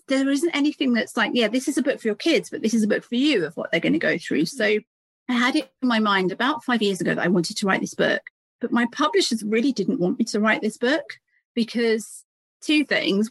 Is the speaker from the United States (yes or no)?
no; United Kingdom